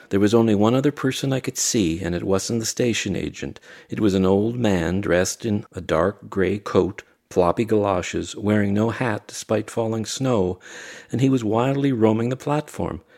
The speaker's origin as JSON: {"language": "English", "town": "Barry's Bay", "region": "Ontario", "country": "Canada", "tie": "born or raised there", "also_born_or_lived": "Pembroke, Ontario", "said": "I was born in Pembroke, raised in Barry's Bay"}